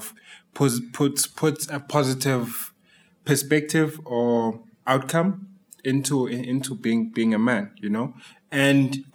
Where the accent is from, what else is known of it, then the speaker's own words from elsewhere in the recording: Tembisa, Gauteng, South Africa; being a dancer from the township, I mean, I'm from Tembisa